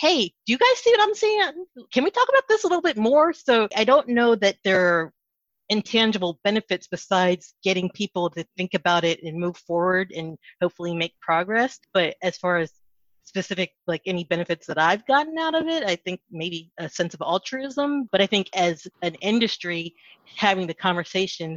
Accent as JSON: {"language": "English", "region": "East Coast", "country": "United States", "tie": "born or raised there", "also_born_or_lived": "Dallas", "lives_now": "Washington, D.C., United States", "said": "If I was born and raised on the East Coast, I have had the chance to live in several other states"}